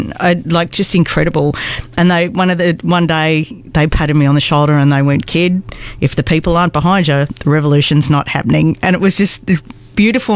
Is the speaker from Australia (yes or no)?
yes; Wollongong, New South Wales, Australia; moved away as an adult; also born or lived in Melbourne; I'm originally from Sydney, Wollongong